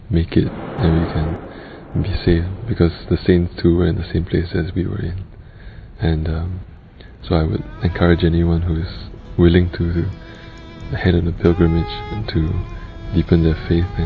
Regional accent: Singapore; I'm 21 this year and I'm from Singapore.

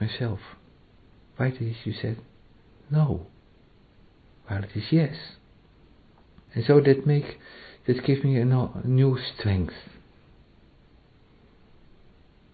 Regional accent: Netherlands; first language Dutch; English is a second language; moved away

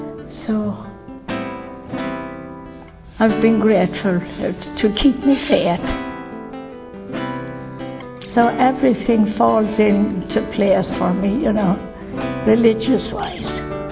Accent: County Longford, Ireland; County Longford.

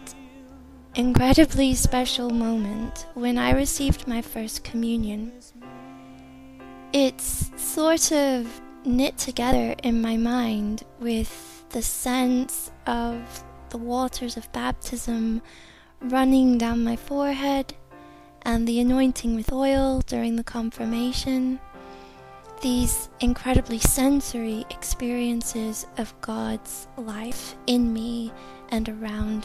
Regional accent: United States; I'm 28, and I'm from America

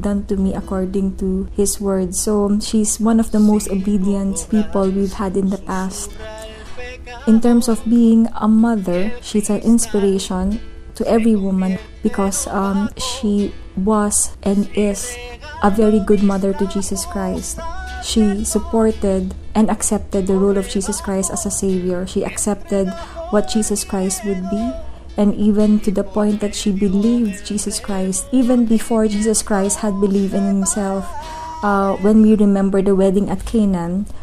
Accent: Philippines; I am from the Philippines

